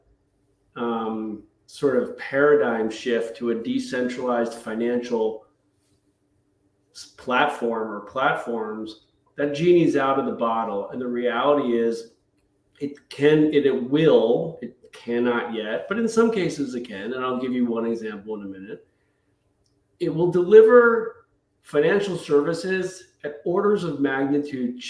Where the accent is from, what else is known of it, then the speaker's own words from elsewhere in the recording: United States; as an American